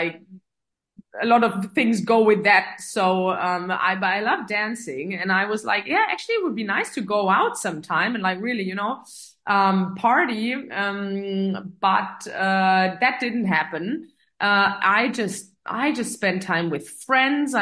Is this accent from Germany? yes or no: yes; Metzingen, Baden-Württemberg, Germany; English is a second language; also born or lived in Filderstadt, Germany / Saudi Arabia; now in Stuttgart, Germany; my hometown is Metzingen, which is known for Hugo Boss and the outlet city. And that's about, 30 minutes down south of Stuttgart.